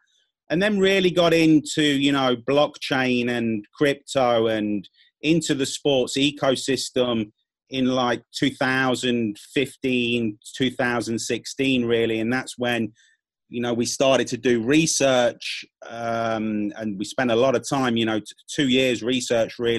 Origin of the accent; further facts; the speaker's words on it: United Kingdom; also born or lived in Spain / Latin America; I'm from the UK, you can tell by my accent